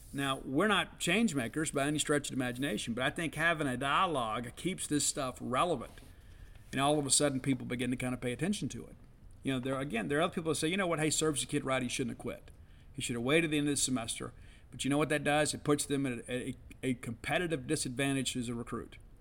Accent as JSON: {"language": "English", "region": "South Mississippi", "country": "United States", "tie": "born or raised there", "lives_now": "Starkville, United States", "said": "I grew up in South Mississippi"}